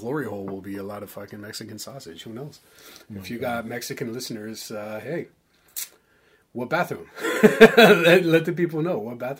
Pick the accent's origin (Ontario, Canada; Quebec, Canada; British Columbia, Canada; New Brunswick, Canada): Ontario, Canada; Toronto; accent: Toronto